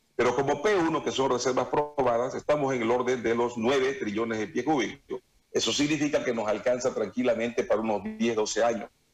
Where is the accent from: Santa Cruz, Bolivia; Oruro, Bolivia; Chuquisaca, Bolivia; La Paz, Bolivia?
Santa Cruz, Bolivia; un tema que a mí me da mucha pena como cruceño es la, la hidroeléctrica Rosita